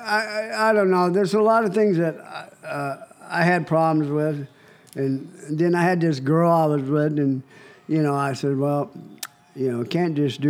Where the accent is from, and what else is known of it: Cheyenne, Wyoming, United States; born or raised there; moved away as an adult; also born or lived in Las Vegas; now in California, United States